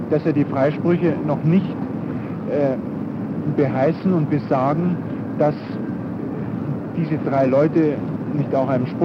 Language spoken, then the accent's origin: German; Germany; wir als Deutsche